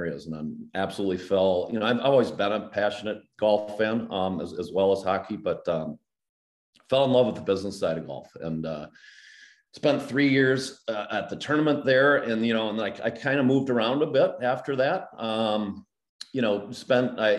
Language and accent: English; Richfield, Minnesota, United States; moved away; I was born and raised in Richfield, Minnesota